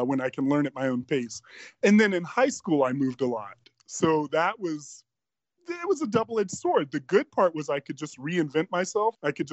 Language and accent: English; Bad Cannstatt, Baden-Württemberg, Germany; born there; Well, I was born in Germany, Bad Cannstatt, Germany